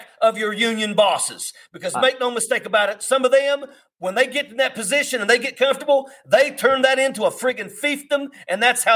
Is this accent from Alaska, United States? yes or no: no; West Virginia, United States; I come from West Virginia. I live in the coal fields of America.